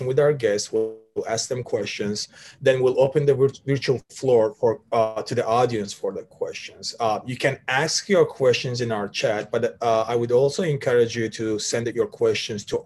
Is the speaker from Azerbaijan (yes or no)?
yes; Sumgayit, Azerbaijan; now in Washington, D.C., United States; I'm born and raised in Sumgayit, Azerbaijan, but now residing in Washington, D.C., United States.